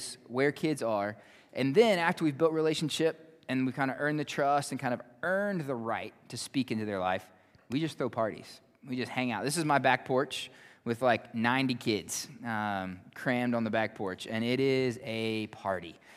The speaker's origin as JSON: {"language": "English", "area": "Wirt County", "region": "West Virginia", "country": "United States", "tie": "born or raised there", "moved": "as an adult", "lives_now": "Malawi", "said": "I grew up in Wirt County"}